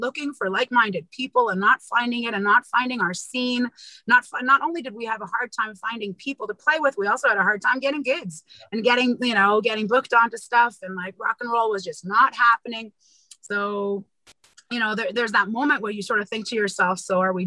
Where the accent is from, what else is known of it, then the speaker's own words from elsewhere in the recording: Montreal, Quebec, Canada; moved away; also born or lived in Israel / India; Tom and I ended up going back to Montreal, my hometown